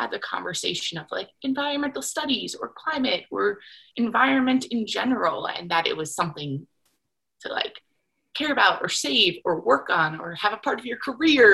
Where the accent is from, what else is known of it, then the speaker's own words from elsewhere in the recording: New York, United States; moved away as an adult; also born or lived in Connecticut / Salt Lake City, Utah / Jackson, Wyoming; I grew up in New York, went to university in Connecticut